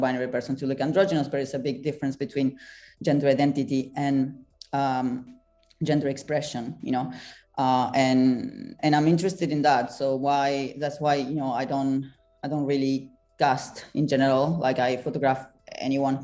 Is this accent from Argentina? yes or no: yes; Argentina; moved away as an adult; also born or lived in France / Rome, Italy; now in London, United Kingdom; I was born and raised in Argentina, but I've been in Europe for half of my life, pretty much